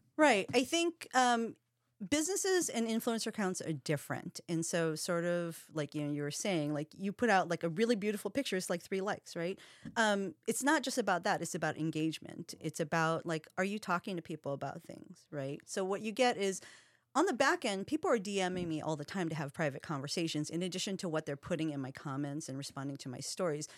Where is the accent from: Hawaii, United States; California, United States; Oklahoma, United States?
Hawaii, United States; now in Seattle, United States; I'm part Filipino. Um, I'm half Japanese, but I'm from Hawaii